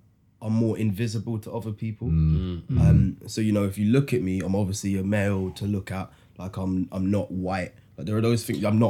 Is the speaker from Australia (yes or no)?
no; London, United Kingdom; I'm mixed race, I'm from Neasden, I'm 26.